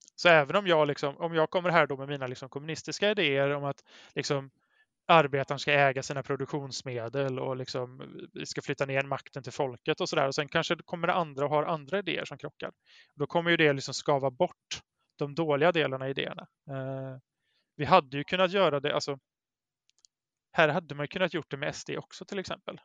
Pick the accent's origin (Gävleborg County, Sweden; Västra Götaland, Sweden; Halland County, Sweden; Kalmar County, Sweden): Västra Götaland, Sweden; Brålanda; now in Gothenburg, Sweden; i Brålanda där jag växte upp